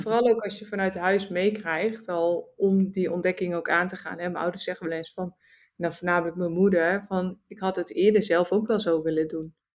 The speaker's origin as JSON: {"language": "Dutch", "country": "Netherlands", "tie": "born or raised there", "also_born_or_lived": "Suriname / Singapore", "moved": "as an adult", "said": "Nederland, het is natuurlijk mijn thuisland. Het is waar ik ben geboren"}